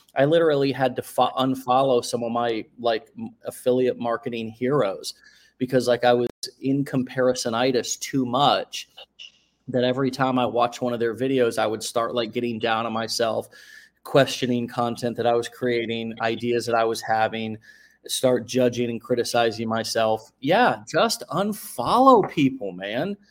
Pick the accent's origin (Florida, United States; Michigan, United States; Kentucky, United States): Florida, United States; St. Petersburg; in my hometown